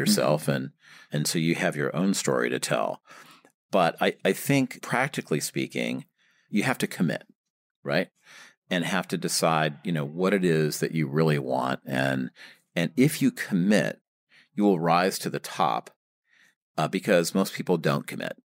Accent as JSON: {"language": "English", "region": "Michigan", "country": "United States", "tie": "born or raised there", "moved": "as an adult", "lives_now": "New York, United States", "said": "I, uh, grew up in Michigan"}